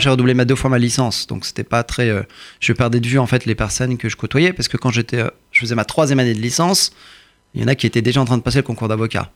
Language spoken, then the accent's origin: French; Courbevoie, Île-de-France, France; born or raised there; also born or lived in Iran